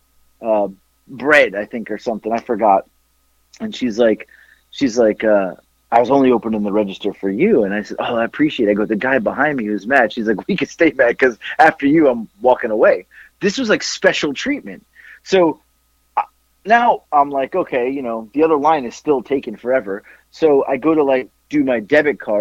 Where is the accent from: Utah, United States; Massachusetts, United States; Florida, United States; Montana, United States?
Florida, United States; moved away; I'm from Florida